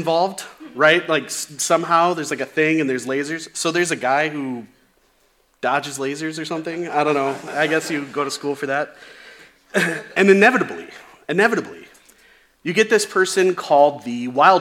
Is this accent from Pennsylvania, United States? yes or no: no; Chicago, Illinois, United States; when I was a kid, growing up in the Chicagoland area